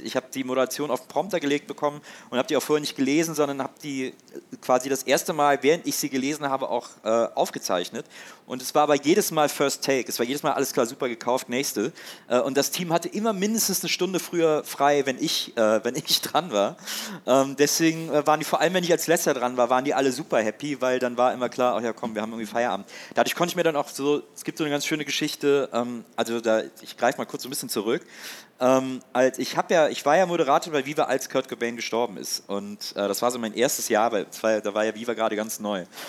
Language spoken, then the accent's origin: German; Wesseling, North Rhine-Westphalia, Germany; moved away as an adult; also born or lived in Cologne / Munich / Hamburg; now in Berlin, Germany; dann bin ich aber trotzdem noch in Wesseling, wo ich aufgewachsen bin